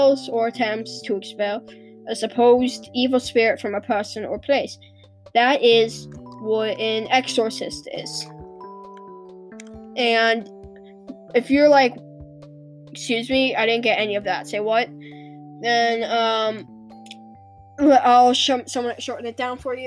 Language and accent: English; England, United Kingdom; I'm British, so I call it exorcism. That's what we call it in British. Here in England